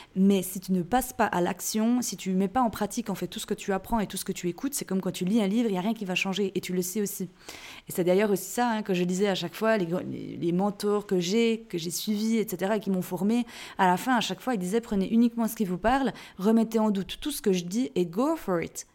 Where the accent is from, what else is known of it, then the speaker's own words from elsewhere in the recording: Jura, Switzerland; je suis née en Suisse, je suis jurassienne, et chez nous, on dit roy